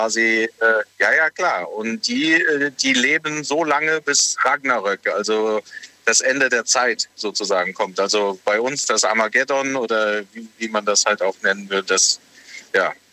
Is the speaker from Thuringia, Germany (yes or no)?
no; Bingen, Rhineland-Palatinate, Germany; Aus Bingen.